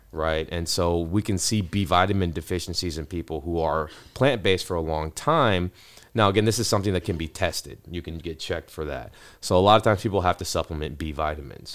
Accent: Ohio, United States; now in Texas, United States; I was born in Ohio

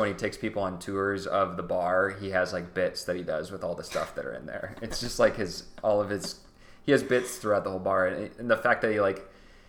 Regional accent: Arizona, United States; I'm from Arizona.

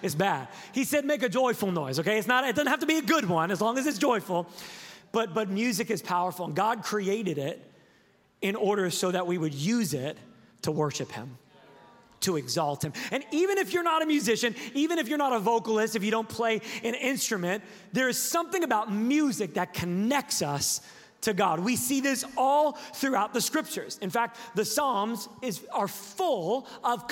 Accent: Sacramento, California, United States; I am from Sacramento, California

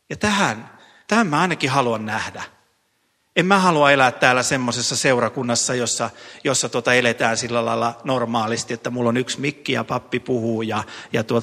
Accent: Ostrobothnia, Finland; moved away; minä pohjalaisena miehenä voin Pohjanmaalta omasta perämettästä tuoda puita

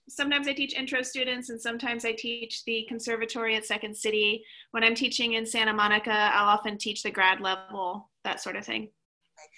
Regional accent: Kentucky, United States; moved away; also born or lived in Portland; originally i'm from kentucky

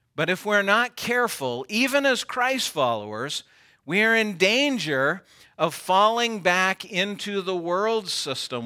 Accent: United States; I am American.

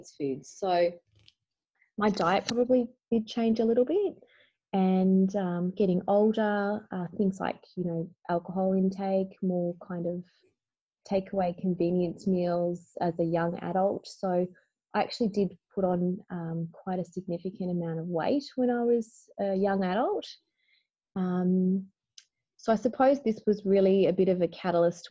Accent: Bendigo, Victoria, Australia; I grew up in Bendigo, Victoria

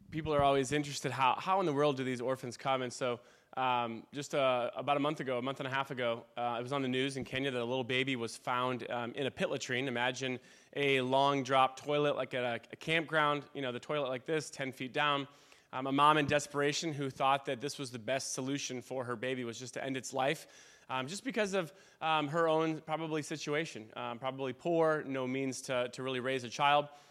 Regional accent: Wheaton, Illinois, United States; moved away as an adult; also born or lived in Michigan / Pennsylvania / Western Springs, Illinois; now in Africa; I grew up in Wheaton.

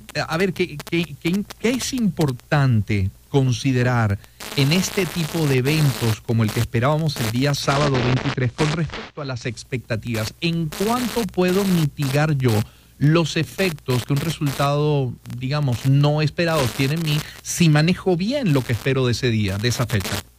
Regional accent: Venezuela; somos inmediatistas los venezolanos

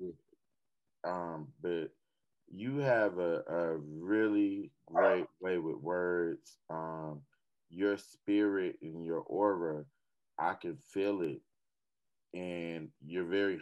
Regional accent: the South, United States; I'm from the South

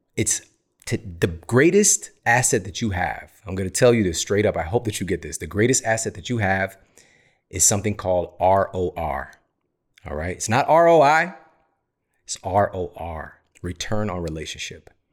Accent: Missouri, United States; I'm from Missouri

